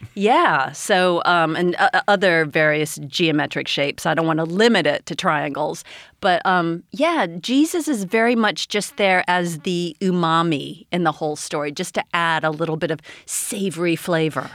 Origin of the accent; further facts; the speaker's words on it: United States; Growing up in America